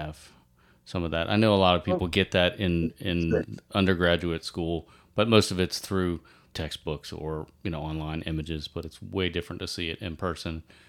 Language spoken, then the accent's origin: English; Northern Virginia, United States; also born or lived in Richmond, Virginia; I'm from Virginia.